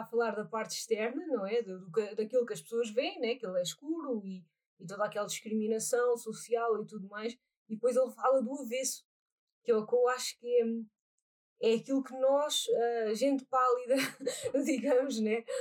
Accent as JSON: {"language": "Portuguese", "country": "Portugal", "said": "nós somos portugueses"}